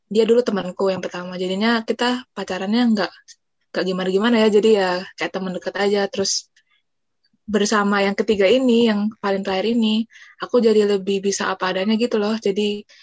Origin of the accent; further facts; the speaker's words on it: Surabaya, East Java, Indonesia; jadi Surabaya ya aku Surabaya